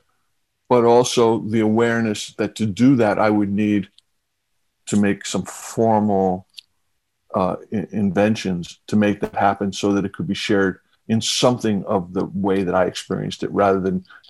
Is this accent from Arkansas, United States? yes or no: no; New York City, New York, United States; I grew up in Queens